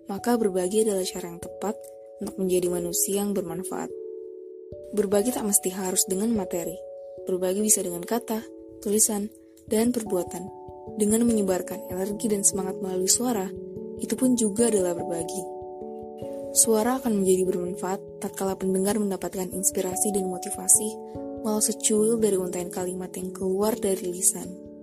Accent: South Sulawesi, Indonesia; Aku tinggal di salah satu kabupaten di Sulawesi Selatan, jadi aku asli Bugis ya.

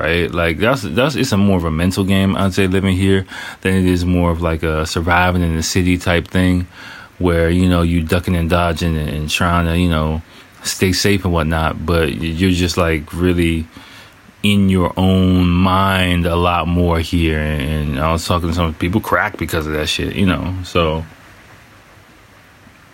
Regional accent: United States; moved away as an adult; now in Japan

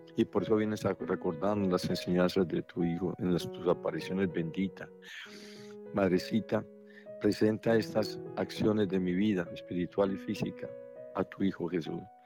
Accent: Colombia; para mí como colombiano

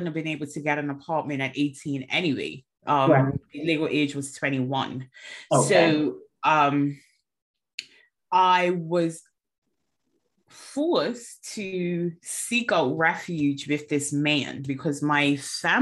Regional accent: Bermuda; now in England; I'm originally from Bermuda, and I am currently in England

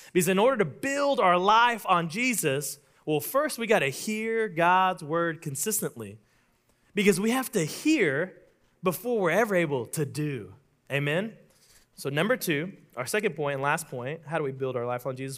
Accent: Oklahoma, United States; I'm from Oklahoma

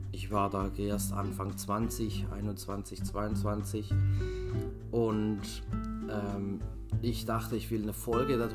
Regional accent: Switzerland; aus der Schweiz. Ich bin gerade auf Heimaturlaub hier, wo ich aufgewachsen bin.

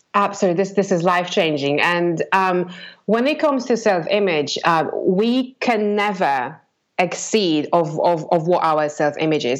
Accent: Poland; English is a second language; moved away as an adult; now in England; grew up in Poland, and um, I kind of was in a very regular, ordinary family living in a block block of flats

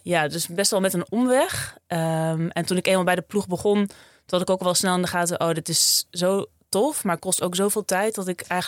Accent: Friesland, Netherlands; Opgegroeid in Friesland, op een boerderijtje

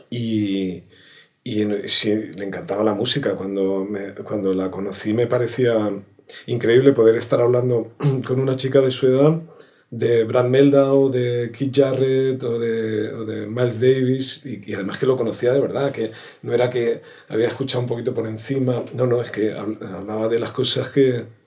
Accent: Córdoba, Andalusia, Spain; Y nada, nos vinimos a vivir aquí, ha sido un, acierto. Aparte de lo del frío, que yo soy de Córdoba, imagínate

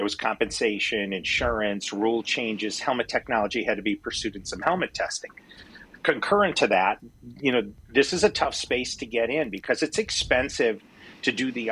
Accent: Midwest, United States; moved away as an adult; also born or lived in Wisconsin; now in California, United States; my background is I grew up in the Midwest

